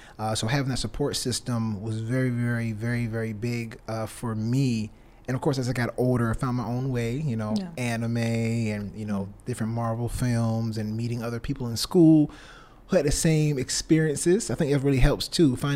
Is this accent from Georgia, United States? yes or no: yes; Savannah, Georgia, United States; also born or lived in California; And I'm from Savannah, Georgia. Wasn't born here. I was actually born in California. Raised here most of my life.